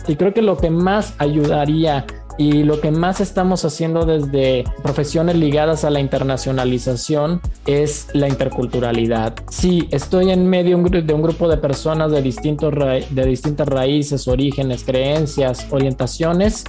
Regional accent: Mexico; also born or lived in Germany

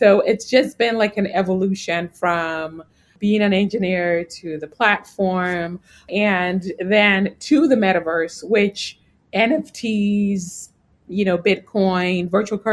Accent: Ghana; moved away; also born or lived in New York, United States; I grew up in Ghana. Actually, I was born in New York, but you know, my parents are from Ghana. So I lived in Ghana and then I came back later on

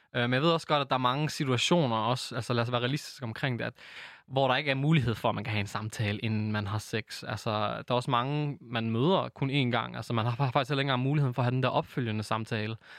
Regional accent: Aarhus, Central Denmark Region, Denmark; født og opvokset i Gellerup-parken, dansk marokkaner

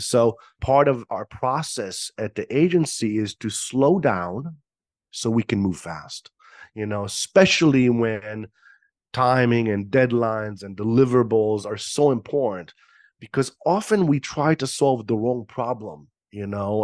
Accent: Israel; moved away; born and raised in Israel

